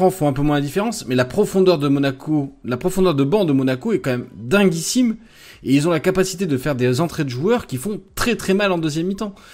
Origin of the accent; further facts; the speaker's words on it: Lyon, Auvergne-Rhône-Alpes, France; Je pense qu'en tant que Lyonnais, on la voit de façon scandaleuse